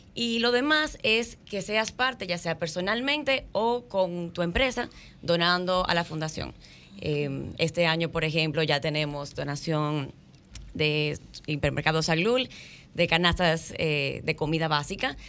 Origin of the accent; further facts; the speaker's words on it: San Pedro de Macorís, Dominican Republic; Yo nací en San Pedro de Macorís, que es lugar de los poetas